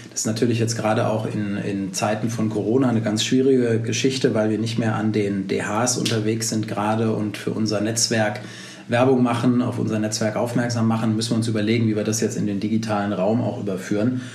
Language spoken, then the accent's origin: German; Berlin, Germany; ich bin Berliner, wie du ja auch gerade schon gesagt hast, sitze hier in Berlin